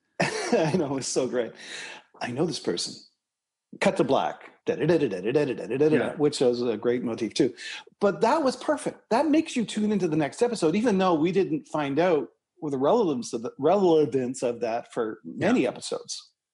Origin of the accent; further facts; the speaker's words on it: Toronto, Ontario, Canada; Eric and I grew up in Scarborough, Ontario, Canada, together